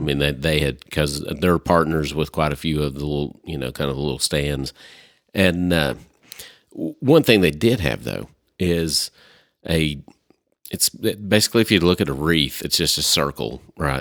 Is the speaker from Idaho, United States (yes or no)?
no; Arkansas, United States; We're from Li-, we're from Arkansas